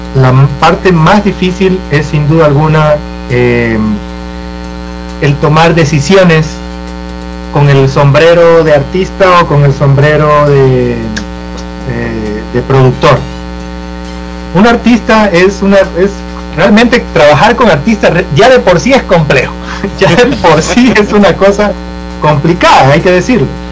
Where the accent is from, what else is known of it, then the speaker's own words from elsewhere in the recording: Esmeraldas, Ecuador; De donde yo vengo, yo vengo de, de, Esmeraldas.